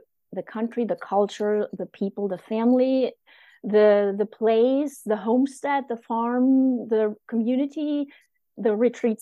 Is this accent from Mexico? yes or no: no; East Germany, Germany; moved away as an adult; also born or lived in Japan; I grew up in the German Democratic Republic in East Germany